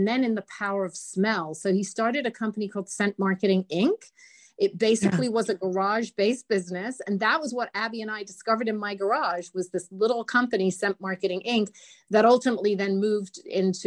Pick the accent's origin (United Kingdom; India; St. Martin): United Kingdom; England; now in United States; Growing up with my mother in England